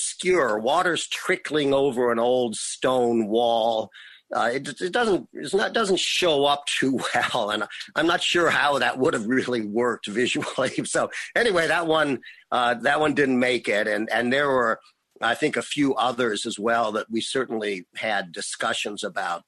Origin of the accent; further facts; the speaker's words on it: Berkeley, California, United States; moved away as an adult; also born or lived in Oakland; now in San Francisco, United States; I grew up in Berkeley